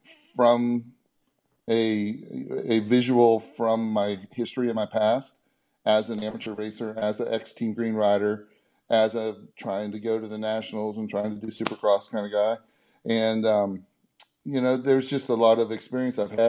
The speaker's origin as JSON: {"language": "English", "town": "Beaver Falls", "region": "Pennsylvania", "country": "United States", "also_born_or_lived": "Texas", "moved": "yes", "said": "Beaver Falls, Pennsylvania, north of Pittsburgh"}